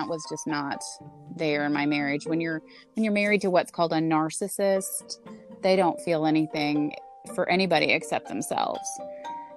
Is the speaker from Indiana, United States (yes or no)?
yes; Indiana, United States; I'm from Indiana